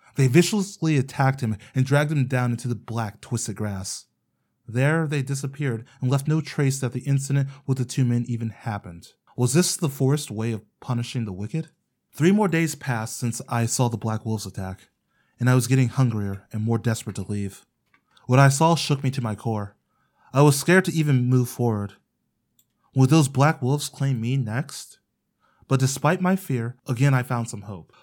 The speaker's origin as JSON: {"language": "English", "region": "Ohio", "country": "United States", "tie": "born or raised there", "said": "my home state"}